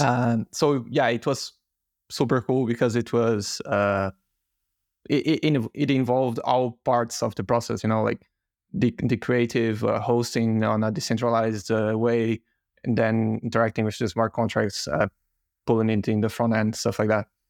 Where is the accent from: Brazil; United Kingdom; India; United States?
Brazil; moved away; I'm originally from Brazil